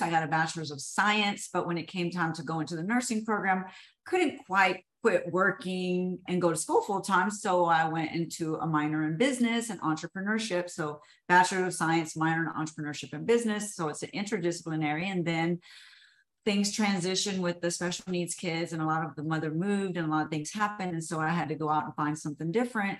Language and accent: English; Houston, Texas, United States; I was born and raised in Houston